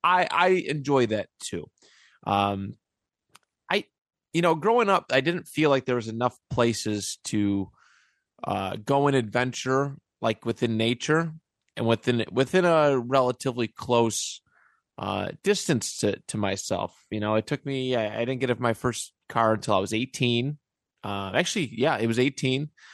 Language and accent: English; Niagara Falls, New York, United States; also born or lived in Buffalo; I grew up in the city. Like that's where eh, not that Niagara Falls is a big city by any means